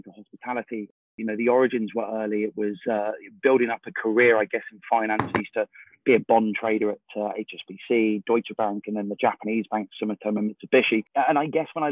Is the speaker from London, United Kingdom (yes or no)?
yes; London, United Kingdom; moved away; I grew up in London. I've long moved out of London now